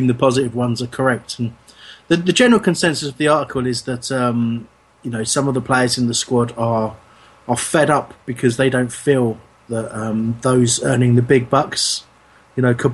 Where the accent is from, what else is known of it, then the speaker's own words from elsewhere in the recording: England, United Kingdom; as English people